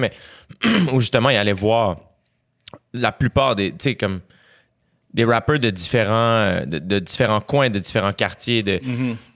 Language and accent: French; Quebec, Canada; du Québec.